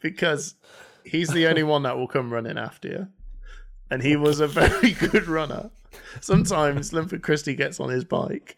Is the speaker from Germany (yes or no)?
no; United Kingdom; we're British as well